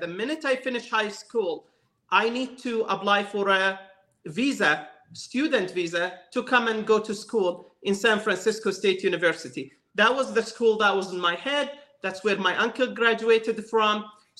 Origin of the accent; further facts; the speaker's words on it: West Bank, Palestine; moved away as an adult; now in United States; I was born and raised in the West Bank area in Palestine.